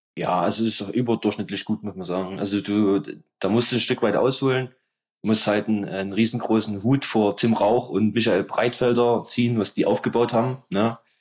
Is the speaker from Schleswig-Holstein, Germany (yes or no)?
no; Meerane, Saxony, Germany; Merane damals, da wo ich herkomme